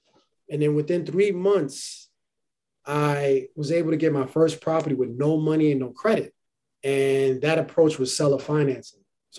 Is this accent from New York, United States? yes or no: yes; New York City, New York, United States; also born or lived in Harlem; I was born in Harlem, raised in the Bronx, go Yankees. And I was raised in the Bronx. I still live in New York City.